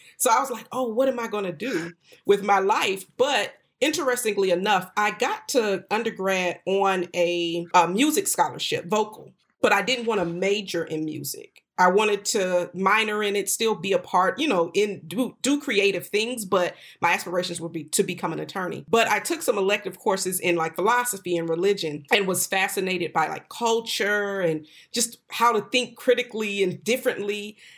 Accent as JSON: {"language": "English", "region": "North Florida", "country": "United States", "tie": "born or raised there", "also_born_or_lived": "New York City", "moved": "as an adult", "said": "I went back to Florida, which is where I was raised in North Florida"}